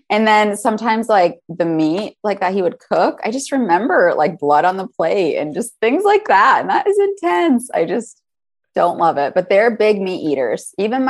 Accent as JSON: {"language": "English", "region": "Michigan", "country": "United States", "tie": "born or raised there", "accent": "Yooper", "said": "So I'm originally from the Upper Peninsula. I am a Youper. That's what they say."}